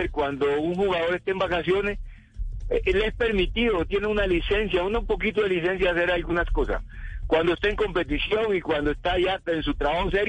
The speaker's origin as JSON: {"language": "Spanish", "town": "Tumaco", "region": "Nariño", "country": "Colombia", "said": "Yo soy de Tumaco, yo soy de Tumaco"}